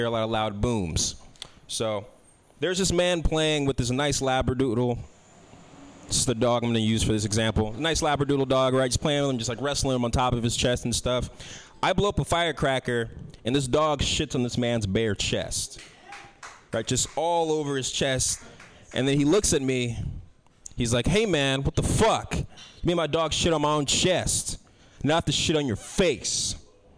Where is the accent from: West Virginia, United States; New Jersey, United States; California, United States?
California, United States; San Francisco; I grew up here in San Francisco